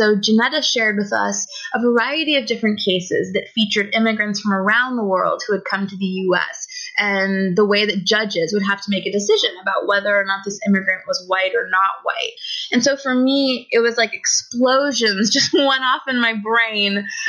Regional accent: United States; moved away as an adult; now in Toronto, Canada; So I was born in the United States and I grew up there my whole life. But for about the last 4 years, I've been based in Toronto, Canada.

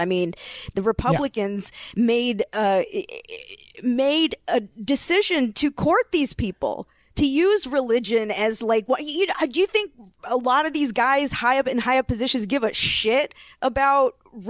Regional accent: the South, United States; Yeah, I grew up in the South, so. Like, my family lives in Florida, and they're surrounded by people who support Trump.

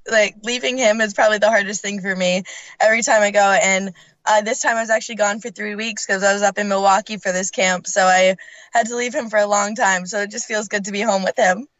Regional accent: Canada; moved away; also born or lived in Scotland

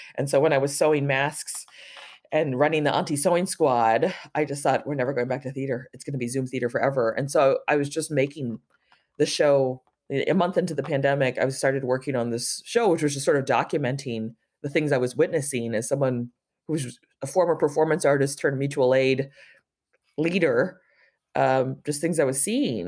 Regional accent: San Francisco, California, United States; growing up in San Francisco

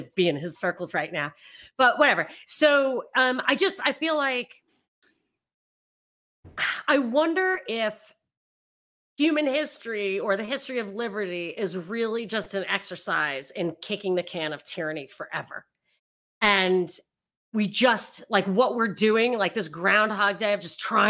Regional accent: New York, United States; I grew up in New York

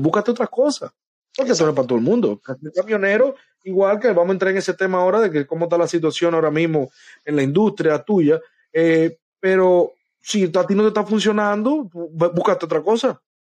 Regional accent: Dominican Republic; moved away as an adult; also born or lived in New York; now in Florida, United States; yo soy de República Dominicana

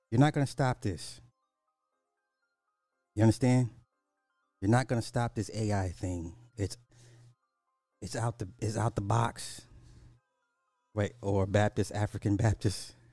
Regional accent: Canada

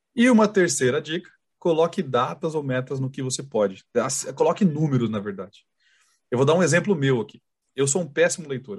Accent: Sorocaba, São Paulo, Brazil; a gente é de Sorocaba

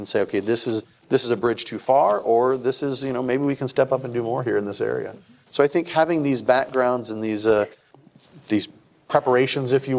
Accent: Tucson, Arizona, United States; also born or lived in Flagstaff / Houston; now in Maricopa, United States; I grew up in Tucson, went to school in Flagstaff, went to law school out in Houston, came back here, became a financial advisor

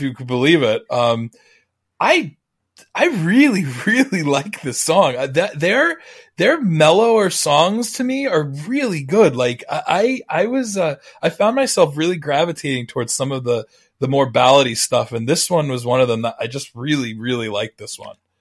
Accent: Long Island, New York, United States; growing up on Long Island.

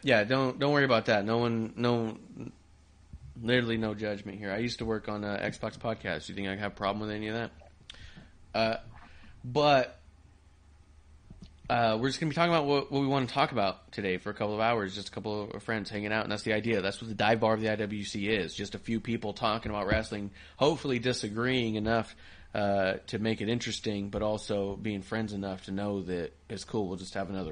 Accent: San Diego, California, United States; Born in San Diego

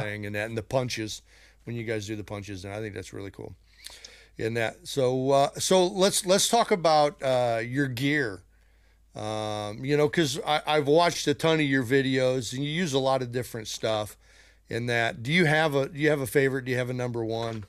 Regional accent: Chicago, Illinois, United States; I'm from Chicago

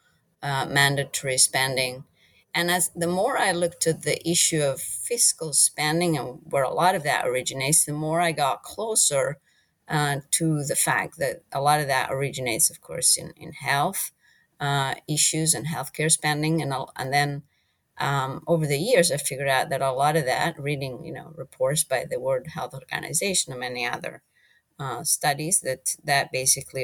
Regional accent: Italy; moved away as an adult; also born or lived in United Kingdom; now in United States; I'm originally from Italy, and I am currently the lead evaluator of the International Monetary Fund

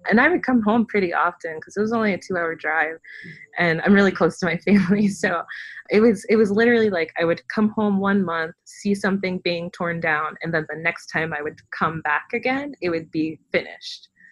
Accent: Fayetteville, North Carolina, United States; I was from Fayetteville

